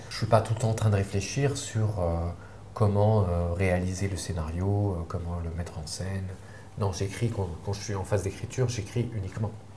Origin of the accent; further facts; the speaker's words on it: Sidi Moussa, near Algiers, Algiers Province, Algeria; j'ai grandi euh, à Sédémoussin, c'est pas loin d'Alger, mais euh, c'est un quartier, euh, c'est une petite ville, ancien village colonial, agricole